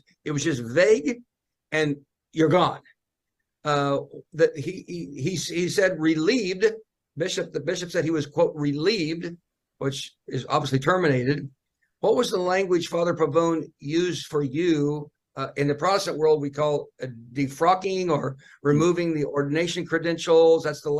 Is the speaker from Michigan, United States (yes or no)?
no; Kansas, United States; I'm a farm boy too, from Kansas